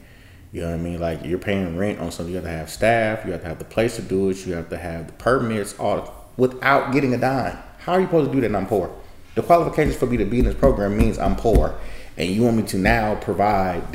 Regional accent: Oakland, California, United States; I'm from East Oakland

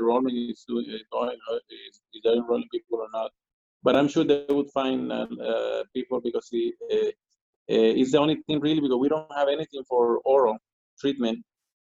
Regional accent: Colombia; moved away; I'm from Colombia

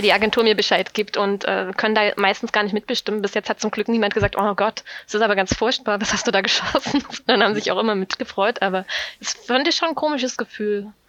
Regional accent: Saxony, Germany; moved away as an adult; now in Bonn, Germany; ich komme aus Sachsen

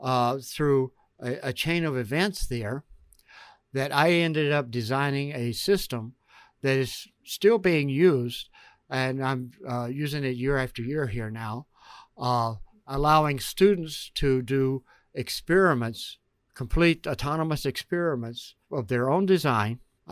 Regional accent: Georgia, United States; moved away as an adult; Actually, I grew up in Georgia.

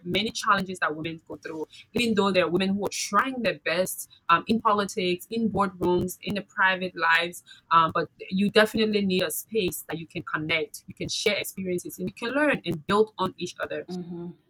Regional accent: Liberia; my experiences from growing up in Liberia

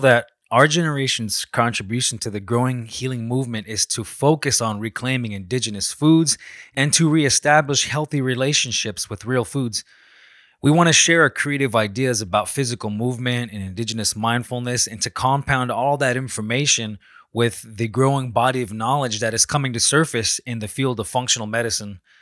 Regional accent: Salt River, Arizona, United States; I'm from the Salt River people in Arizona.

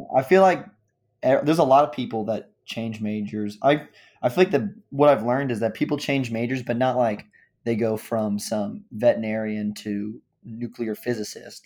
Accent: Overland Park, Kansas, United States; I'm from Overland Park, Kansas.

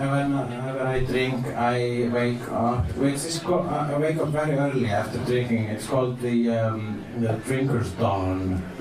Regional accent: Iceland; And I am an Icelandic person.

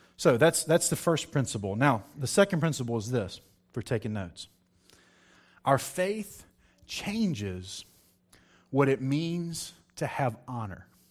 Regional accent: Virginia, United States; moved away; I was in a little country church in Virginia, um, preaching

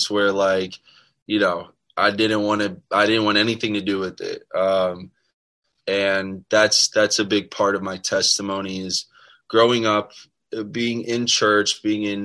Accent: South Florida, United States; also born or lived in Maryland; I was born in Maryland, but we moved to Florida sometime in like first grade, I think. So I live most of my life here in South Florida.

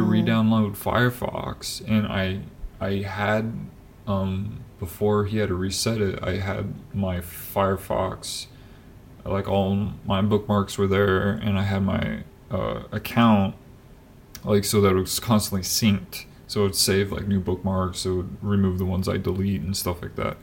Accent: Des Moines, Iowa, United States; moved away as an adult; even when we were back home as we call it because that's where we were raised in Des Moines, like the Des Moines area.

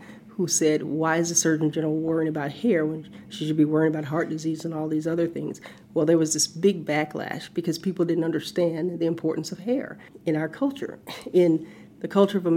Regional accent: the South, United States; growing up in the South

